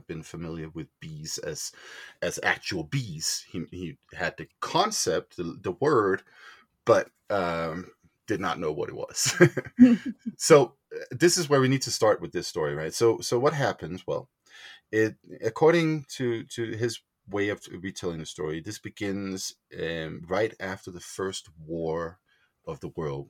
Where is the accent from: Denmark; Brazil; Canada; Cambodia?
Denmark; moved away as an adult; also born or lived in Greenland; now in Boulder, United States; I was born in Denmark, but lived a good chunk of my childhood in Greenland. And when we moved back to Denmark